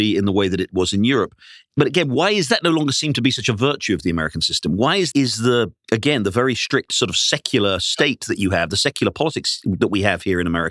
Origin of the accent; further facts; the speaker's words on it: England, United Kingdom; I grew up in England